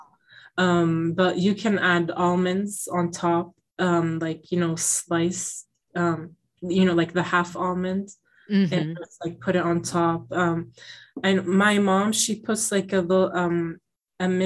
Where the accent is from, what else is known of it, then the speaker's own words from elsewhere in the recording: Middletown, Rhode Island, United States; growing up in school, because in my school, I went to public school here in Middletown, Rhode Island